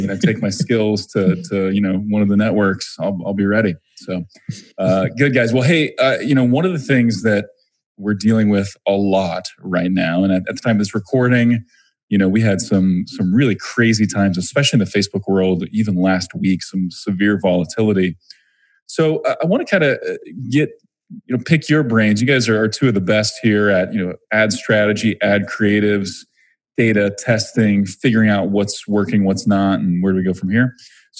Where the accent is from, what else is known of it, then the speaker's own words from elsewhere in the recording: Springfield, Missouri, United States; so I'm from Missouri, Springfield, Missouri. I did the same thing, man. I'm not a huge fan of the accent in my part of the country.